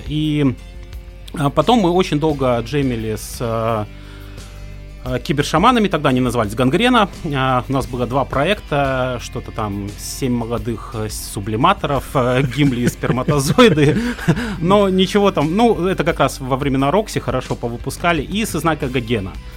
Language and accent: Russian; Khabarovsk, Khabarovsk Krai, Russia; moved away as an adult; я родился, учился, женился в Хабаровске